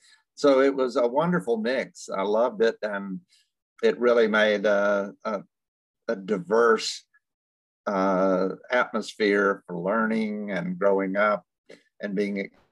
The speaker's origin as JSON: {"language": "English", "town": "Athens", "region": "Georgia", "country": "United States", "tie": "born or raised there", "said": "I was born and raised in Athens, Georgia"}